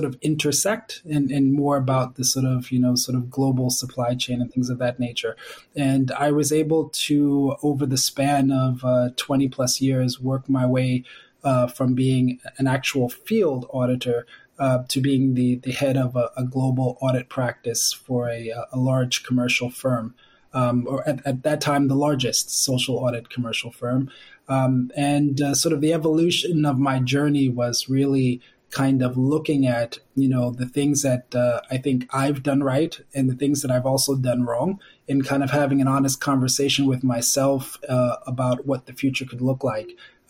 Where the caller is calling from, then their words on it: New York, United States; So I work with HAP. I'm dialing in from New York.